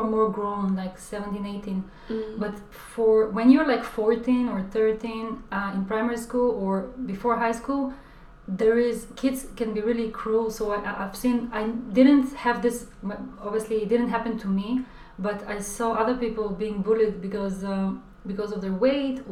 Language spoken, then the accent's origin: English; Israel; moved away as an adult; now in London, United Kingdom; growing up in Israel